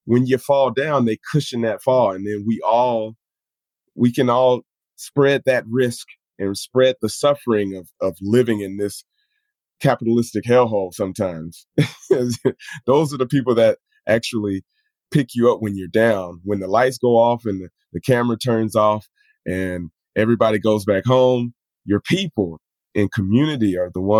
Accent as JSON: {"language": "English", "country": "United States", "tie": "born or raised there", "moved": "yes", "lives_now": "Japan", "said": "I as someone who has come up as an American"}